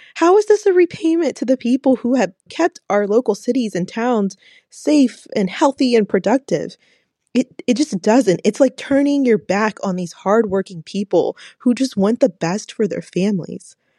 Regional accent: Fort Worth, Texas, United States; I'm from Fort Worth, Texas

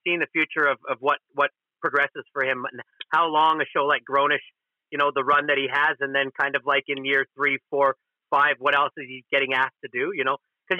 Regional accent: Edmonton, Alberta, Canada; And a lot of them probably think because I'm from Edmonton, I have no shot.

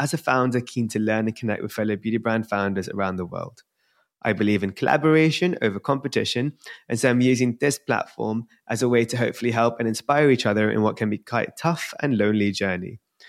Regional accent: London, United Kingdom; accent: London; whenever I'm in America, I have this like American twang, and people are like, "Oh, where? Which state are you from?" I'm like, "Aha! You see, they can't tell I'm from London." But now I'm gonna stick to my London accent.

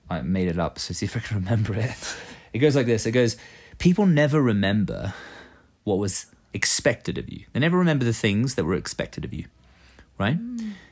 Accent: England, United Kingdom; now in Norway; When I first moved to Norway, {S1} yeah, {S0} I came from England. And in England, uh, you know, we have this sort of gentlemanly uh, approach

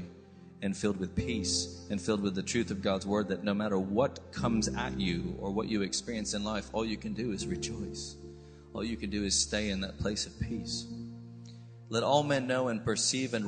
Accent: United States; accent: American; now in United Kingdom; I sound American, but I've spent 24 years, I'm British, all the way on the inside

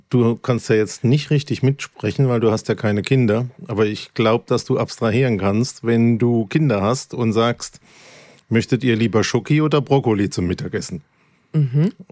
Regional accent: Germany; accent: Kurpfälzisch; first language Kurpfälzisch; meine Muttersprache ist meine Kurpfälzig. Nicht, also. Meine Muttersprache ist Kurpfälzig.

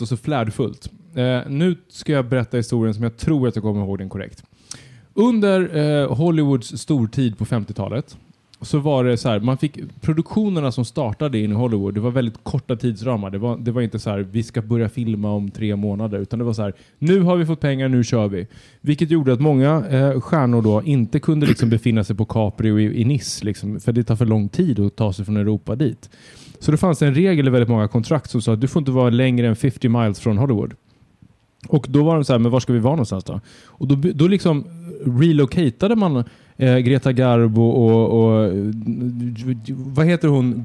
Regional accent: Södertälje, Stockholm County, Sweden; När jag växte upp i Södertälje

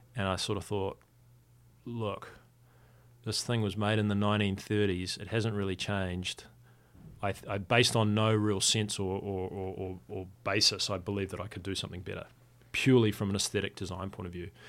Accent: Wellington, New Zealand; to qualify in my hometown

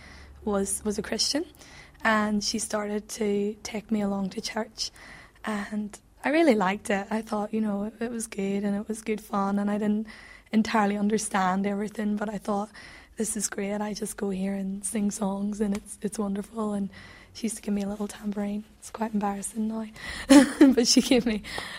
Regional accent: England, United Kingdom; accent: English; my silly English accent

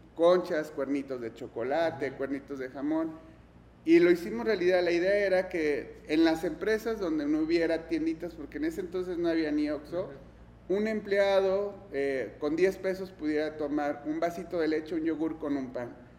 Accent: Mexico; also born or lived in Germany / Guadalajara

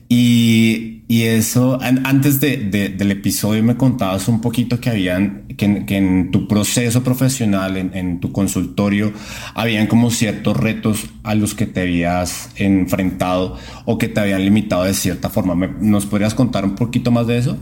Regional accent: Colombia; moved away as an adult; now in Mexico; soy colombiano, entonces pues me vine a vivir a México

